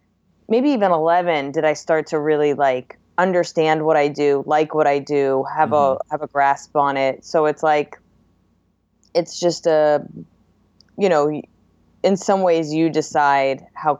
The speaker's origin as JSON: {"language": "English", "region": "New Jersey", "country": "United States", "lives_now": "Brooklyn, United States"}